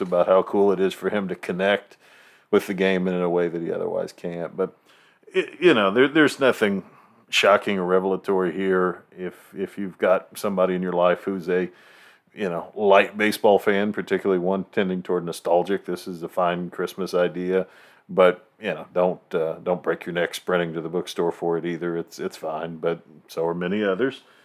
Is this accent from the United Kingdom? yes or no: no; Virginia, United States; I was born in Virginia